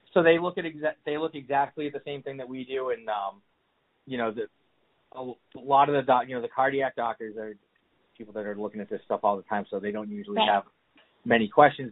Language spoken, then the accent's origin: English; Massachusetts, United States; moved away; I'm from Massachusetts